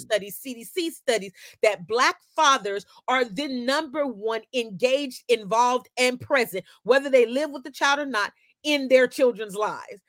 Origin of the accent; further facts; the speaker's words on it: Oakland, California, United States; also born or lived in Meadowview, Sacramento / Compton; I grew up in Oakland and in Meadowview and in Compton